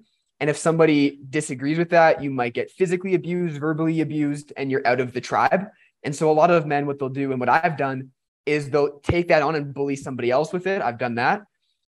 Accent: Canada; born or raised there

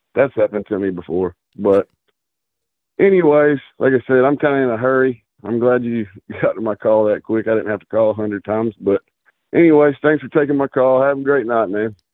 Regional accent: outside Atlanta, Georgia, United States; I grew up not necessarily in Atlanta, but right outside of Atlanta

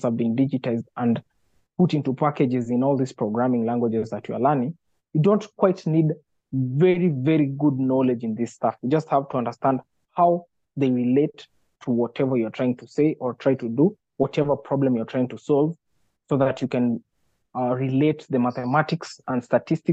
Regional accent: Nakuru, Nakuru County, Kenya; I grew up in Nakuru

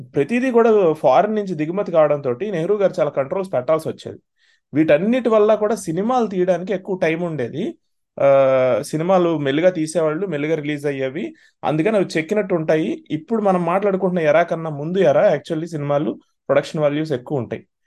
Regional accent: near Tadepalligudem and Tanuku, Andhra Pradesh, India; మా దగ్గర తాడేపల్లిగూడెంలో అప్పటికే థియేటర్స్ ఉందనుకోండి తణుకులో ఉందనుకోండి మా మా ఊరు దగ్గర

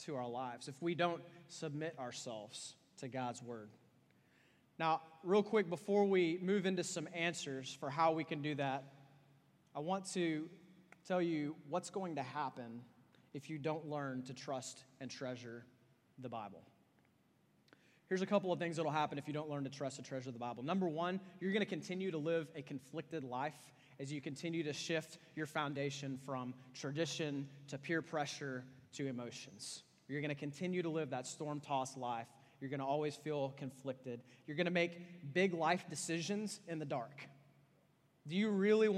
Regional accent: Austin, Texas, United States; I'm from Austin, Texas, and Austin, Texas is famous for hipsters

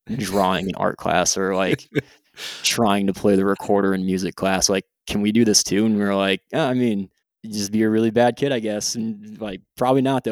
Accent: Hartford, United States; moved away as an adult; also born or lived in Japan; now in Jacksonville, United States; I'm originally from the Heartland, Hartford area, and I currently live in Jacksonville, Florida

